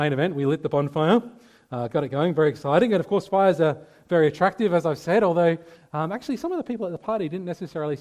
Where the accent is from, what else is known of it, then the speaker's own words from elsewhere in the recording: Adelaide Hills, South Australia, Australia; I grew up in the Adelaide Hills.